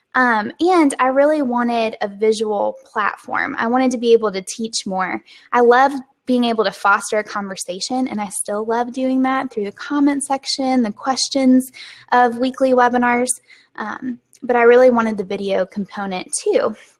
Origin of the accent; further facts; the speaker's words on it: the South, United States; accent: Southern; my Southern accent